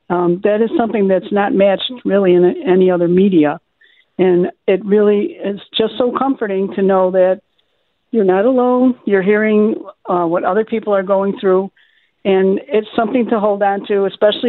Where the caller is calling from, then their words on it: Buffalo, New York, United States; I'm calling from South Buffalo